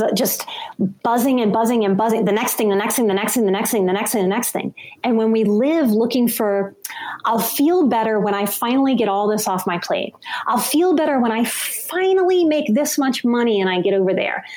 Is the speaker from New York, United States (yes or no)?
no; New Orleans, Louisiana, United States; I'm from New Orleans and I worked in bars to get myself through school